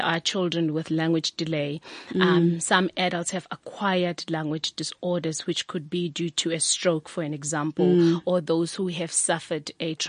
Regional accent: Pretoria, Gauteng, South Africa; I grew up in Pretoria.

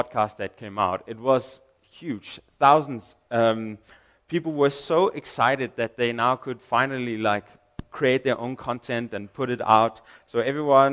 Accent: Denmark; English is a second language; now in South Africa; I'm from Denmark.

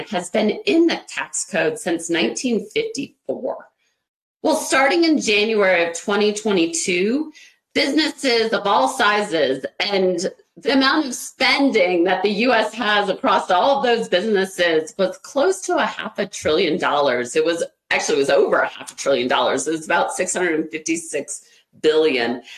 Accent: Ohio, United States; I was born and raised in Ohio

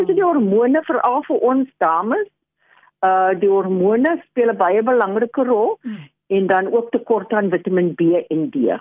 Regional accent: South Africa; also born or lived in Australia / England

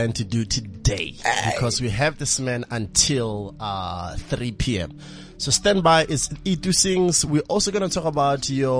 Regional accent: Botswana; I'm from Botswana.

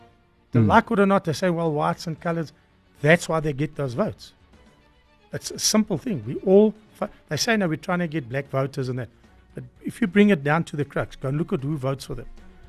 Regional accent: Free State, South Africa; If you come from Cape Town and I'm from the Free State, we have a different understanding of life.

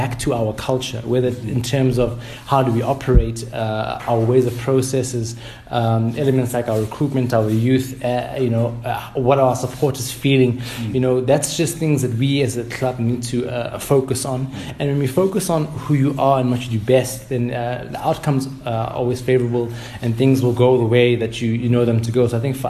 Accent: Soweto, Gauteng, South Africa; Of course, we want to see Soweto on the map. You know, now we're from Soweto and we want it to be number one.

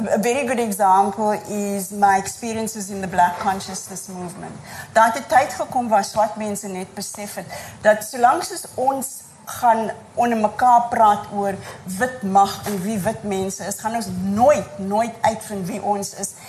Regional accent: Cape Flats, Western Cape, South Africa; waar ek vandaan kom, ek was 'n kind op die Cape Flats

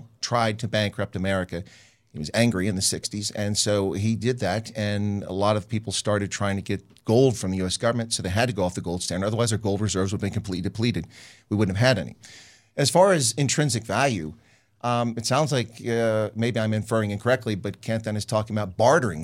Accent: United States; because I'm an American.

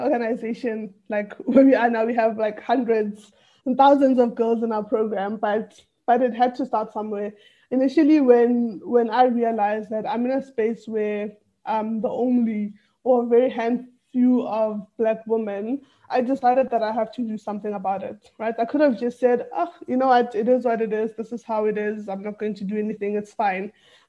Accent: Tembisa, Gauteng, South Africa; English is a second language; also born or lived in Atteridgeville; initially I was born and raised in Tembisa. That's where I lived for most of my like primary school years, and then moved to Atteridgeville.

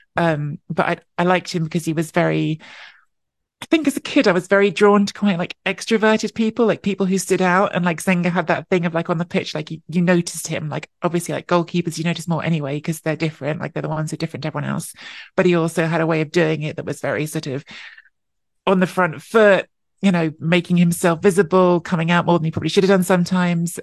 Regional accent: London, United Kingdom; I was born and grew up in London.

